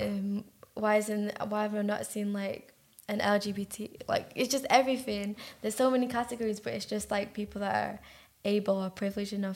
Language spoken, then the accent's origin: English; Manchester, North West England, United Kingdom; also born or lived in Belgium; We moved to England when I was like four, actually on my fourth birthday, which is crazy. And then we moved around in Ashton, which is in Manchester, quite a lot